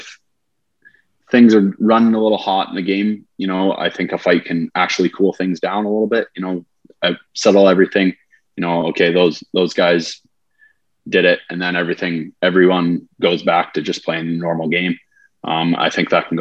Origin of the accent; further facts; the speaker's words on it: Montana, United States; I'm from Montana, have a house in Montana